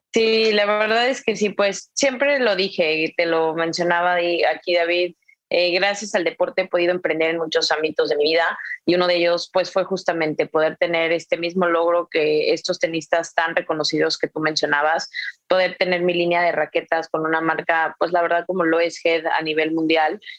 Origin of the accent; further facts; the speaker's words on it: San Luis Potosí, Mexico; moved away as an adult; also born or lived in United States; now in Nuevo León, Mexico; Yo soy originaria de San Luis Potosí, llevo nueve años radicando en Nuevo León